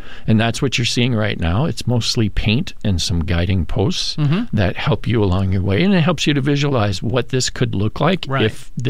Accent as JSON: {"language": "English", "town": "Lee Center", "region": "Minnesota", "country": "United States", "said": "I enlisted originally from Minnesota. I'm originally from Lee Center."}